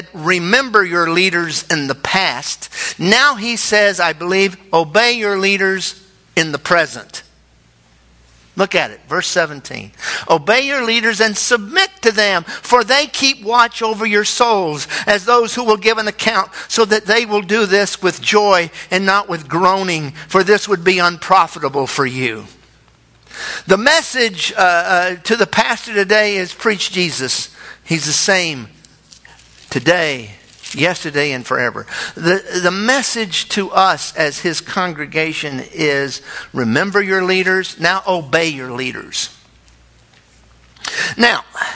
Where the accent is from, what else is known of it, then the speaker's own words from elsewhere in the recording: United States; we're Americans